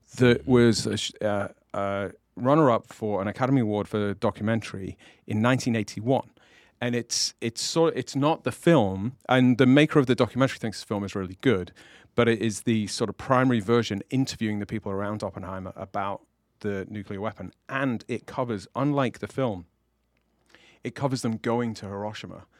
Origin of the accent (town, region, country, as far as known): England, United Kingdom